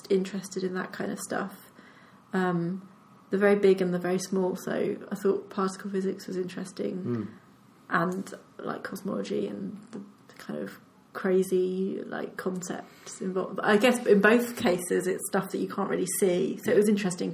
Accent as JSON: {"language": "English", "town": "Colchester", "region": "East of England", "country": "United Kingdom", "tie": "born or raised there", "also_born_or_lived": "London", "moved": "as an adult", "lives_now": "Cambridge, United Kingdom", "said": "I grew up in Colchester, which is in Essex"}